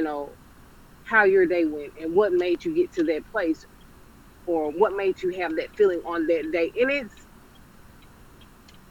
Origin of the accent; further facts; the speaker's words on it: Jackson, Mississippi, United States; moved away; my hometown, Jackson, Mississippi